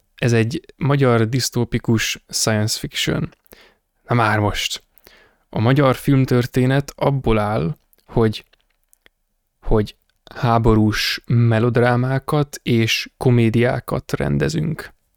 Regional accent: Hungary; magyar vagyok

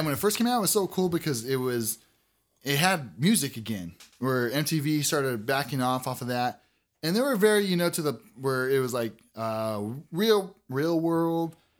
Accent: Azusa, California, United States; I grew up by the golf course.

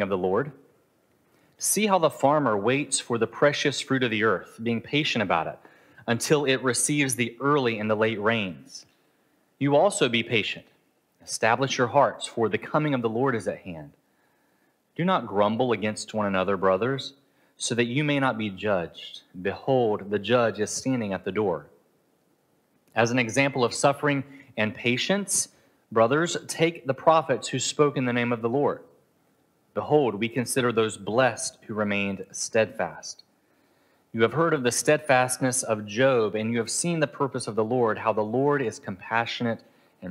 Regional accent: United States; moved away; I'm from America

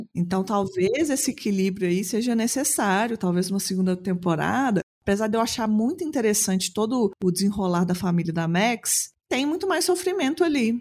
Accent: Belo Horizonte, Minas Gerais, Brazil; Sou uma mulher cis, branca, lésbica de Belo Horizonte

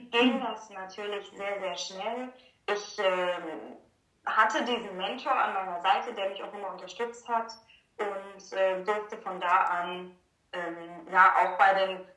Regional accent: Gelsenkirchen, North Rhine-Westphalia, Germany; tatsächlich in äh, also angefangen mit dem Kinderballett in Gelsenkirchen, da wo ich auch geboren bin, wo ich groß geworden bin.

